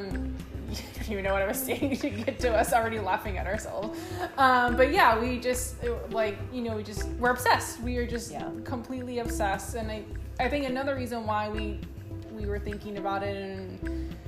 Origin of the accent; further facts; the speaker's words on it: around Houston, Texas, United States; I grew up around Houston, but we came to Houston in 2014